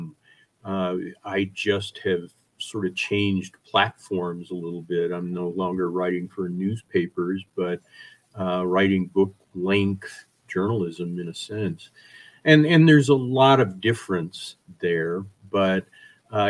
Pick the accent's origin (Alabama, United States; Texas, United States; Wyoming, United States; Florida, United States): Wyoming, United States; also born or lived in Colorado; I grew up in Wyoming